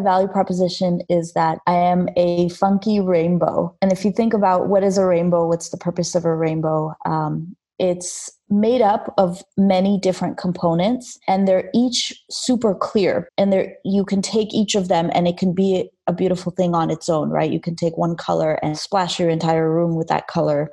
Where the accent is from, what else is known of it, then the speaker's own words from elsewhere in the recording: Los Angeles, California, United States; English is a second language; also born or lived in Armenia; I grew up in Los Angeles, Armenia, because I'm from Armenia. I was born there, but I moved to LA when I was a kid